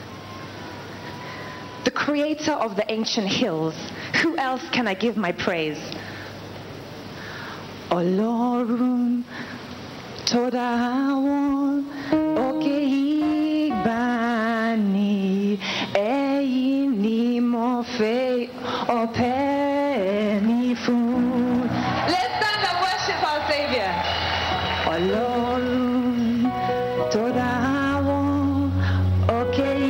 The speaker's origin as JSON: {"language": "English", "region": "England", "country": "United Kingdom", "tie": "born or raised there", "moved": "yes", "lives_now": "Lagos, Nigeria", "said": "I was born in England."}